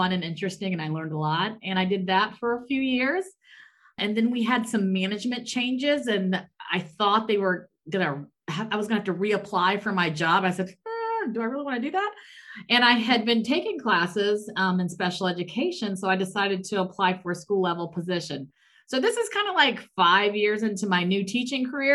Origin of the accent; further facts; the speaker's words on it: Hampton, Virginia, United States; moved away as an adult; also born or lived in Maryland / Saudi Arabia / Texas; now in Germany; us growing up in Hampton, Virginia